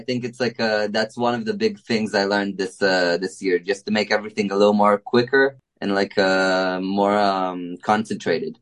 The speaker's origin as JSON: {"language": "English", "country": "Israel", "said": "we're from Israel"}